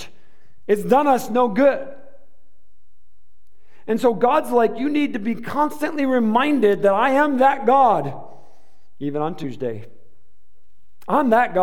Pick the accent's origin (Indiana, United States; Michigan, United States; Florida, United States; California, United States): Michigan, United States; now in Arizona, United States; I'm from Michigan, and we don't have cactus